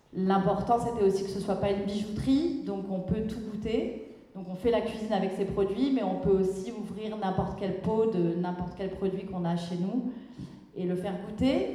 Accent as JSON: {"language": "French", "town": "Lourmarin", "region": "Provence-Alpes-Côte d'Azur", "country": "France", "tie": "born or raised there", "also_born_or_lived": "Paris", "moved": "as an adult", "lives_now": "Marseille, France", "said": "j'étais de Lourmarin dans le Vaucluse, et euh, quand on vit à Lourmarin, la, ville la plus proche est Aix-en-Provence. Donc j'avais fait mon lycée à Aix-en-Provence"}